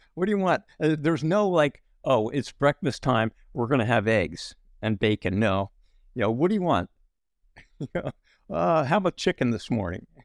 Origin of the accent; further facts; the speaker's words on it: New Jersey, United States; we grew up in New Jersey